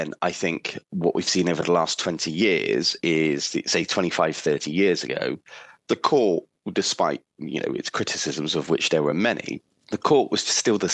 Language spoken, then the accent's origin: English; England, United Kingdom; Being English